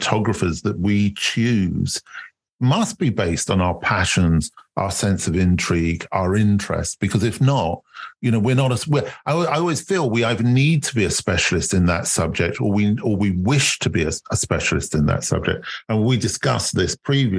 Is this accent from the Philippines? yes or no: no; United Kingdom